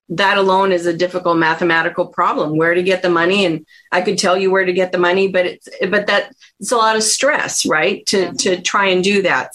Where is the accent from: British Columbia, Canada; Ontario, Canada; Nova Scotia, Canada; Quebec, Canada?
Ontario, Canada; Ottawa; now in United States; So I grew up in Ottawa, Canada